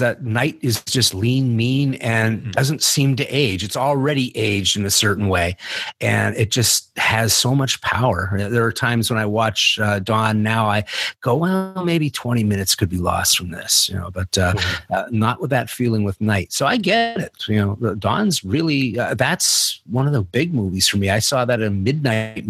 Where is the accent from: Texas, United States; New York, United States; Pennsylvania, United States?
Pennsylvania, United States; Eastern; I'm from Pennsylvania, but I was on the other side of the state. I was Eastern Pennsylvania.